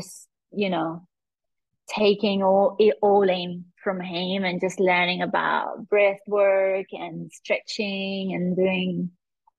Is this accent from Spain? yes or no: yes; Spain; moved away as an adult; also born or lived in London / Australia / Mexico; now in Dubai, United Arab Emirates; I'm from Spain originally.